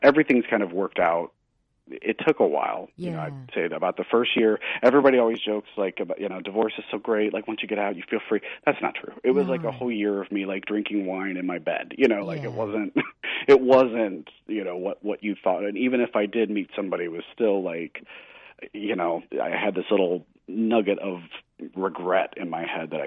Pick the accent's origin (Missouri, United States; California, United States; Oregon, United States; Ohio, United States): Missouri, United States; now in New England, United States; I'm a Southern. I grew up in Missouri, which is more Southern